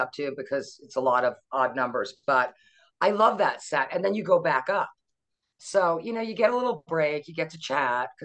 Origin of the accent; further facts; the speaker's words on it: Purchase, New York, United States; also born or lived in Philadelphia; I grew up in Purchase, New York